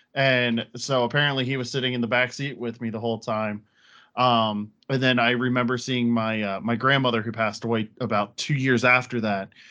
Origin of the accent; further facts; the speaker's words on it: Pennsylvania, United States; moved away as an adult; now in Connecticut, United States; I'm originally from Pennsylvania. I moved up here actually to be with her